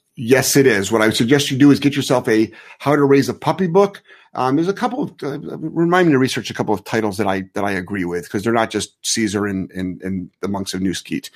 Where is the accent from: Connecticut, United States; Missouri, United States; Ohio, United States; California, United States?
Ohio, United States; Cleveland; I'm from Cleveland